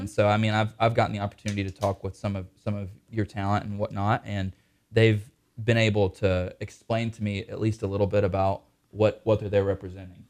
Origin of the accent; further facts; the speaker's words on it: Mooresville, United States; I'm from Mooresville